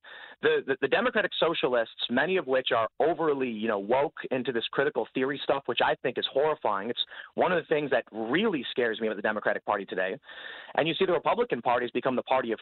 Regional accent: Chicago, Illinois, United States; I'm from Chicago

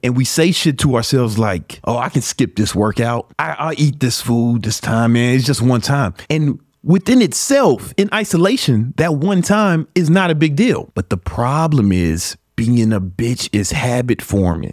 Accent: Chicago, Illinois, United States; I grew up in Southside Chicago

